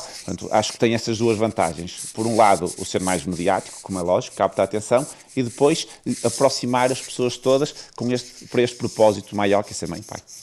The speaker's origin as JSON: {"language": "Portuguese", "town": "Viana do Castelo", "region": "Norte", "country": "Portugal", "said": "eu sou de Viana do Castelo"}